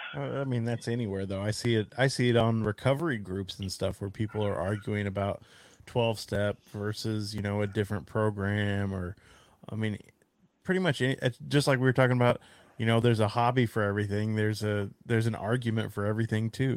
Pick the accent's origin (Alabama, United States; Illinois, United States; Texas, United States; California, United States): Texas, United States; I'm a Texan